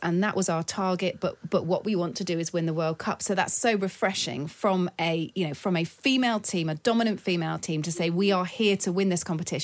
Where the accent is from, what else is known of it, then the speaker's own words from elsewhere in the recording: England, United Kingdom; I'm English